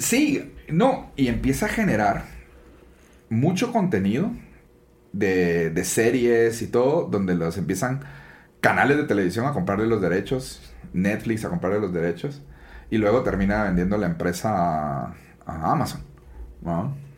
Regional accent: Guatemala; soy guatemalteco 100%

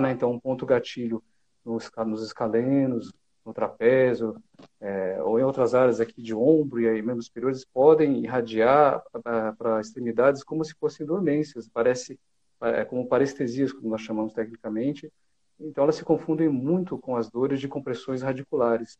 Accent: São José dos Campos, São Paulo, Brazil; now in São Paulo, Brazil; eu sou de São José dos Campos, a 100 quilômetros aqui de São Paulo.

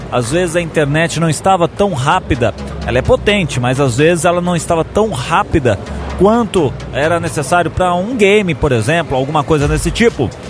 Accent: São Paulo, Brazil; Eu sou aqui de São Paulo, capital mesmo.

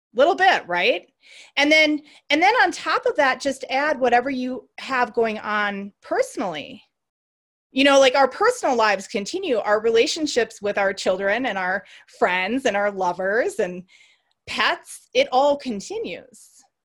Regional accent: Racine, Wisconsin, United States; I grew up in Racine, Wisconsin

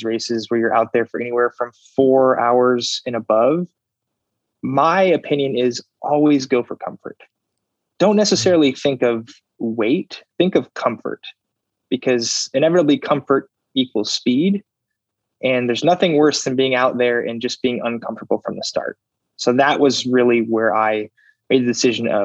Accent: Phoenix, Arizona, United States; I am from Phoenix.

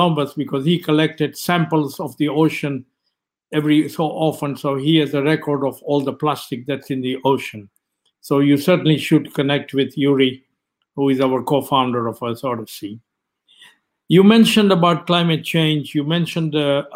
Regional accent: Kenya; moved away as an adult; I was born and brought up in Kenya

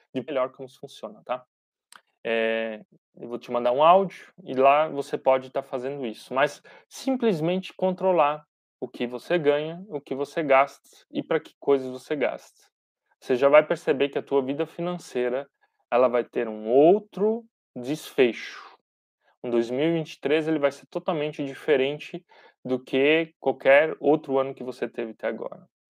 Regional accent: Brazil; nós, como brasileiros

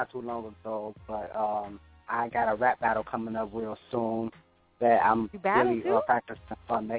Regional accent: Chicago, Illinois, United States; I'm from Chicago. Chi-Rac all day.

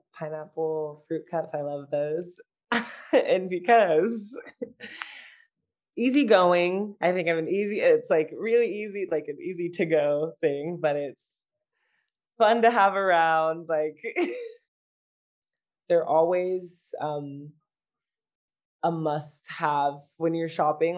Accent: United States

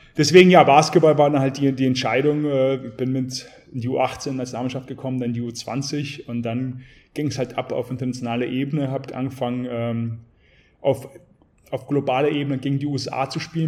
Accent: Garmisch-Partenkirchen, Bavaria, Germany; also born or lived in St. Petersburg, Russia / Bad Honnef, Germany; geboren in St. Petersburg, mit sechs Jahren nach Garmisch-Partenkirchen gekommen, bin in Garmisch aufgewachsen

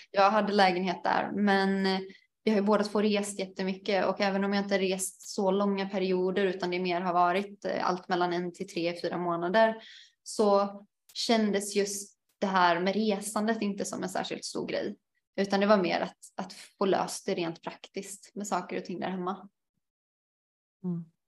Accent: Alingsås, Västra Götaland, Sweden; moved away as an adult; also born or lived in Portugal; jag har ganska många förfrågningar från min hemstad, i alla fall när jag eh, bodde i, i Sverige under ett års tid

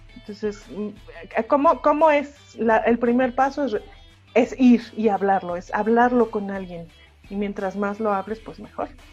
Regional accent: Mexico; soy latino, nacido en México, en, un, en el ochenta y tantos

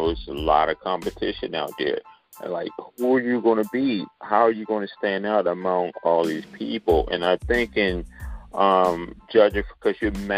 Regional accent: Towson, Maryland, United States; now in New York, United States; You know, I'm from Towson. We more like Gullah and Geechee. Then when I moved to New York in 88, they thought I was from Jamaican descent, or African. They didn't know where I was from.

